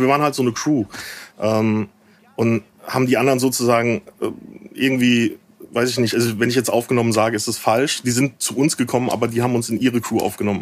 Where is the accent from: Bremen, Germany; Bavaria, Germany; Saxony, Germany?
Bavaria, Germany; near Aschaffenburg; moved away as an adult; also born or lived in Frankfurt; now in Berlin, Germany; ich komme aus der Ecke, ähm, oh, so ein bisschen dörflicher Aschaffenburg die Ecke.